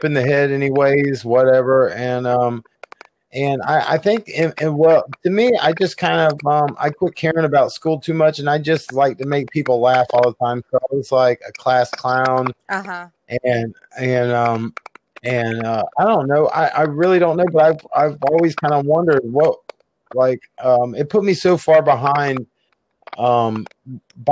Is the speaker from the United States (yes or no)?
yes; Jacksonville, Florida, United States; I grew up in Jacksonville, Florida, which is, it's the hood